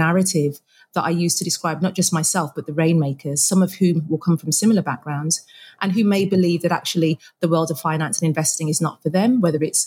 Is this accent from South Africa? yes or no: no; Birmingham, West Midlands, United Kingdom; I am a Brummie